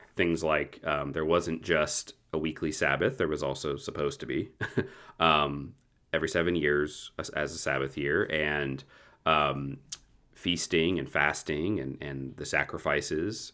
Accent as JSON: {"language": "English", "country": "United States", "said": "as American Protestants"}